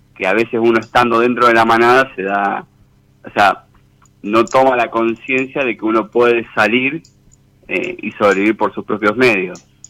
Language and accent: Spanish; Rosario, Santa Fe, Argentina; Soy de Rosario, Santa Fe